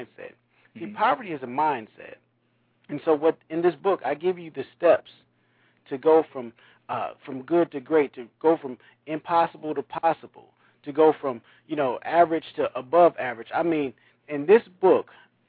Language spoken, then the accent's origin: English; Saginaw, Michigan, United States; my hometown of Saginaw, Michigan